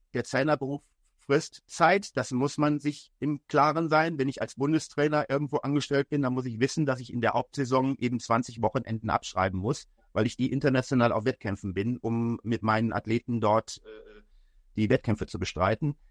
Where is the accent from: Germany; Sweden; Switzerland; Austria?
Germany; als Deutscher